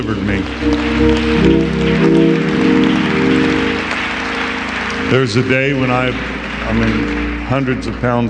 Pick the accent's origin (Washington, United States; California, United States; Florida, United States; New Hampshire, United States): California, United States; Bakersfield; now in La Grande, United States; I'm born and raised in Bakersfield, California